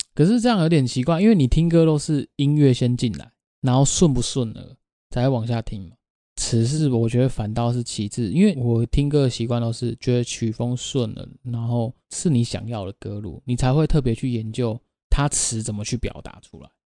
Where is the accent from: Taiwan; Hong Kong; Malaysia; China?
Taiwan; 我们台湾话